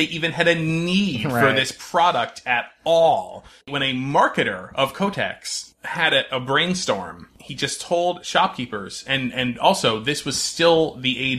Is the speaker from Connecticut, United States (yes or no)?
yes; North Branford, Connecticut, United States; my hometown of North Brantford, Connecticut